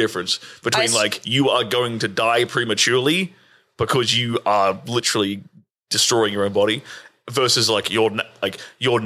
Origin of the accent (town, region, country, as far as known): Australia; now in United States